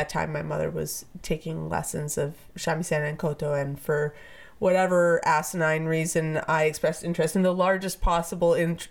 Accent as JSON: {"language": "English", "town": "Vancouver", "region": "British Columbia", "country": "Canada", "also_born_or_lived": "Japan", "said": "I'm from Vancouver."}